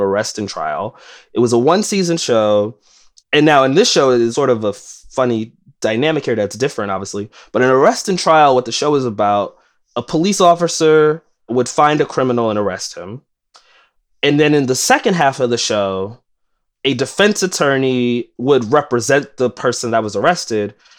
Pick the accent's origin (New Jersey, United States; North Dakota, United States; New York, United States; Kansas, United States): New York, United States; New York City; as a lifelong New Yorker, I grew up in East New York